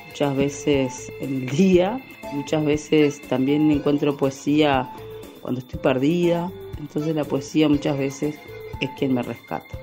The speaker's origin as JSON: {"language": "Spanish", "country": "Uruguay", "lives_now": "Minas, Uruguay", "said": "soy uruguaya, vivo en la ciudad de Minas."}